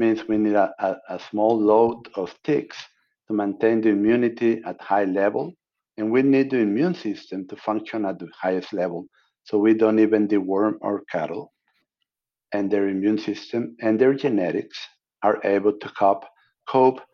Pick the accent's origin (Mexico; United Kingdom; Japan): Mexico; moved away as an adult; also born or lived in Tampico, Mexico / Monterrey, Mexico; now in United States; I'm an American citizen born in Mexico.